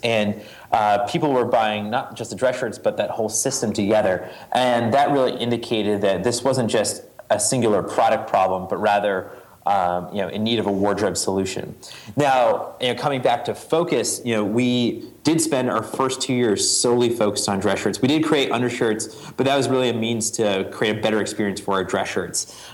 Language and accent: English; New England, United States; a Boy Scout growing up in New England